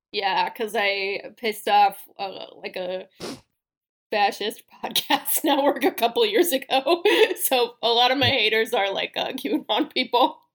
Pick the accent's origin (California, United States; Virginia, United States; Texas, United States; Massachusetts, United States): California, United States; I am a Californian.